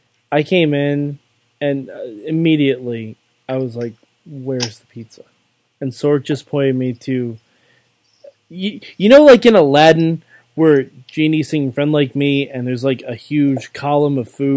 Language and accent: English; New York, United States; I'm from New York.